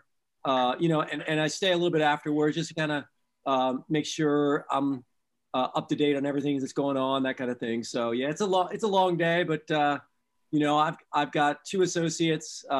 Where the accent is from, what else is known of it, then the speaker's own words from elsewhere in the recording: Pennsylvania, United States; now in Clarksville, United States; I'm originally from Pennsylvania